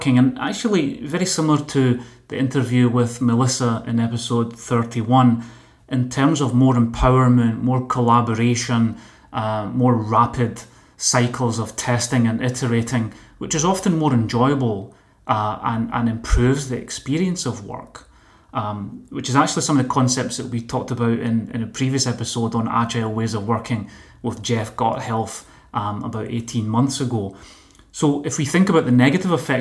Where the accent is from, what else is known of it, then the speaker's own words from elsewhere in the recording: Motherwell, Scotland, United Kingdom; now in Barcelona, Spain; we're from neighbouring towns in Scotland. I'm from Motherwell